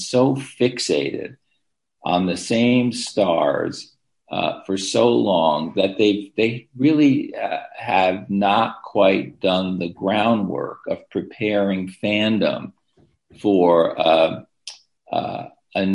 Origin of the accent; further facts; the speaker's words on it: United States; we in the United States